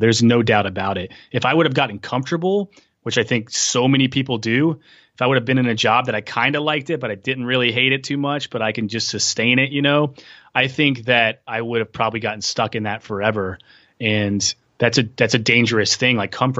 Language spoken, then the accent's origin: English; Tennessee, United States; I'm from Tennessee.